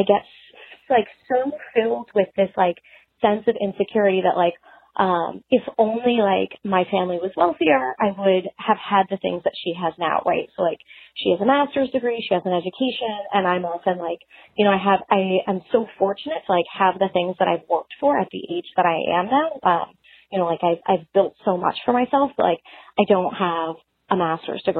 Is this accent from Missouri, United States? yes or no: no; outside of New York City, United States; moved away; I grew up like outside of New York City in one of the suburbs.